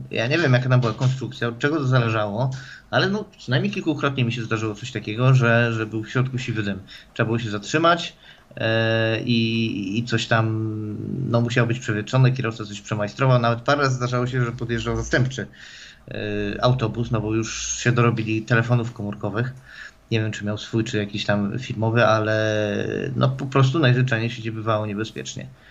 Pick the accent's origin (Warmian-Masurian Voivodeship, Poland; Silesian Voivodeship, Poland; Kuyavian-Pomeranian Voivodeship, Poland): Silesian Voivodeship, Poland; moved away; u mnie na Śląsku